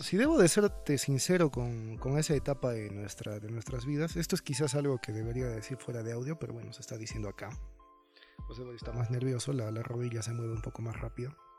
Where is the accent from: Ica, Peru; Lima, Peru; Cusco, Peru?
Cusco, Peru; como peruanos y como cusqueños